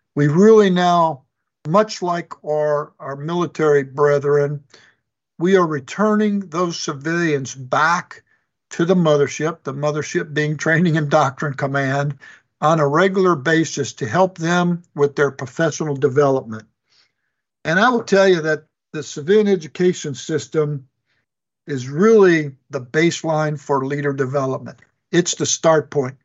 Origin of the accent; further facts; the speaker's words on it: Chicago, Illinois, United States; moved away as an adult; was born and raised in Chicago, Illinois